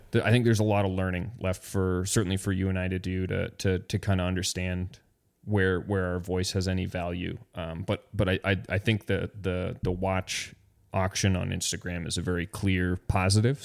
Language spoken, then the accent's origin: English; Canada; I'm Canadian